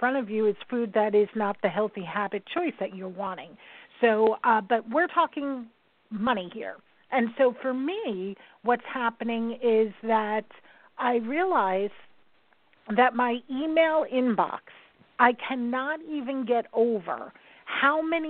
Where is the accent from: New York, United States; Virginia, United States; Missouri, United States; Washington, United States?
New York, United States; I'm a New Yorker